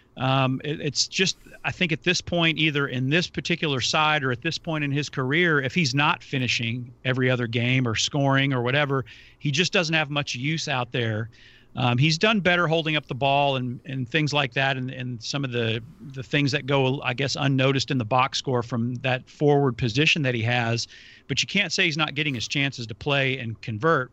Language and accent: English; United States; as an American